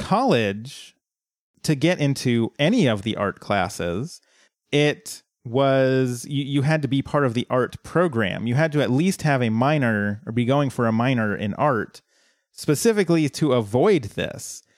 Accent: Colorado, United States; my hometown had a big reservoir, uh, that you could, like, boat and swim

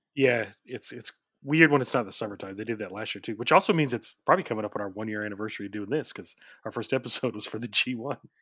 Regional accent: Oklahoma, United States; I'm from Oklahoma

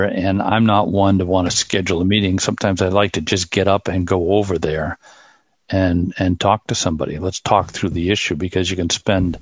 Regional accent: Boston, Massachusetts, United States; also born or lived in Germany; I'm from Boston.

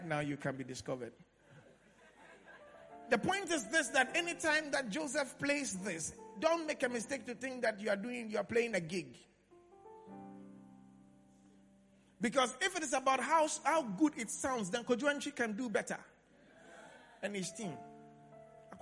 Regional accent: Accra, Greater Accra, Ghana; I grew up in Accra Central.

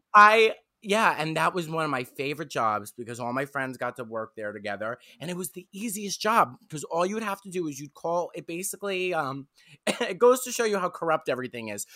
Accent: New York City, New York, United States; I'm from Staten Island, New York

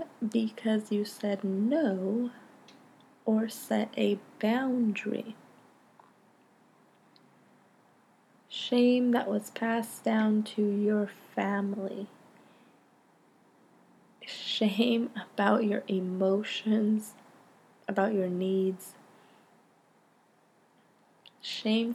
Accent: Stockton, California, United States; I grew up in Stockton, California

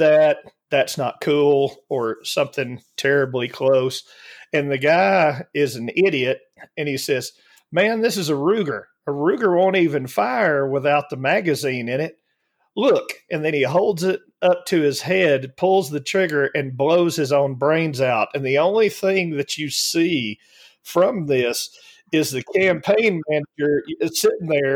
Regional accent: Alabama, United States; moved away; I was raised in Alabama

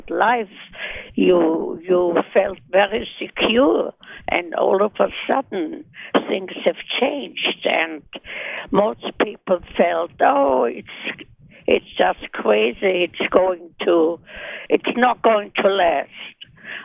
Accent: Vienna, Austria; moved away; I was born in Vienna, Austria. I had a wonderful childhood

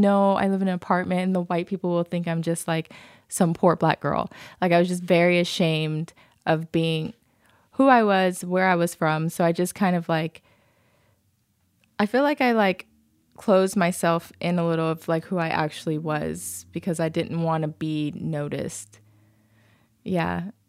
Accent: Okinawa, Japan; born there; I used to lie about where I was born because I was born in Okinawa. I would lie and say I was born in Ohio, which is way less cool than Okinawa

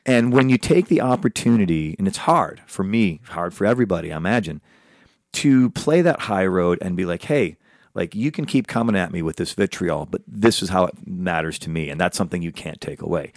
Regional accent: Chicago, Illinois, United States; now in Los Angeles, United States; he's also from my hometown, Chicago

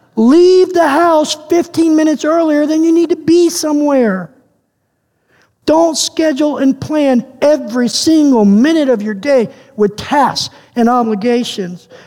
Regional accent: United States; now in Canada; as an American

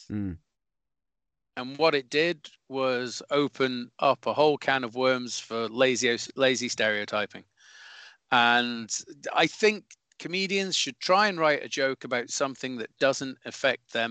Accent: Scotland, United Kingdom; but it does it does irk with me when I see other Scotsmen or Scottish comedians uh, come on and go, well, as a Scottish person

